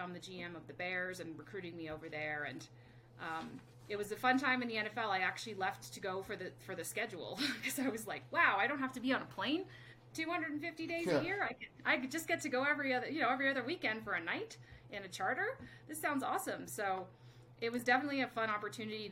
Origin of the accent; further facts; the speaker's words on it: Canada; moved away as an adult; also born or lived in United States; I'm originally from Canada, so spent 5 years working in the Canadian Olympic system, and then got headhunted down to Team USA